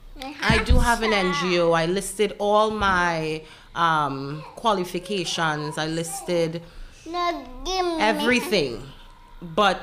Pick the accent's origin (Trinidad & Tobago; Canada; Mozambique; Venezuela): Trinidad & Tobago; also born or lived in United States; now in Dominica